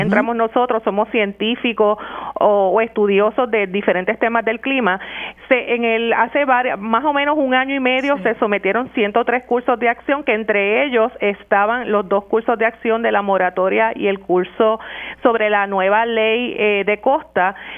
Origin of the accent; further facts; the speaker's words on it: Puerto Rico; nosotros como puertorriqueños